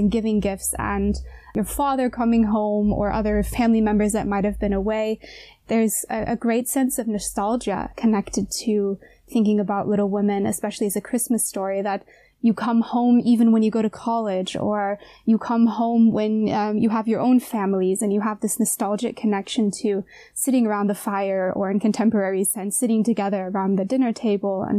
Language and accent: English; United States; moved away as an adult; now in Jena, Germany; as a little woman in the United States as a little girl